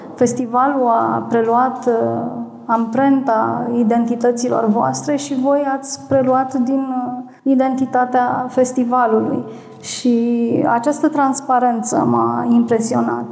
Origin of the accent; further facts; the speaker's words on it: Botoșani, Botoșani County, Romania; sunt din Botoșani